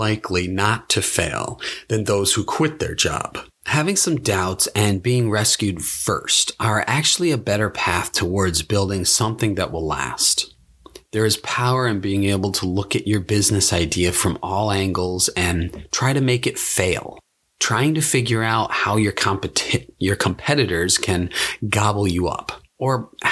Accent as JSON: {"language": "English", "town": "Buffalo", "region": "New York", "country": "United States", "tie": "born or raised there", "also_born_or_lived": "Japan", "moved": "as an adult", "said": "move back to my hometown in Buffalo, New York"}